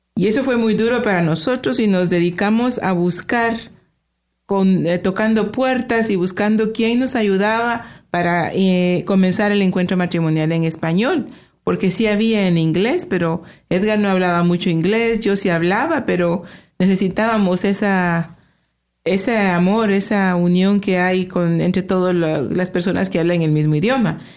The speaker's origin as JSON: {"language": "Spanish", "country": "Guatemala", "also_born_or_lived": "Chicago, United States", "moved": "as an adult", "lives_now": "Toronto, Canada", "said": "somos de Guatemala. Los dos somos de Guatemala. Tenemos 31 años ah, de vivir en Canadá"}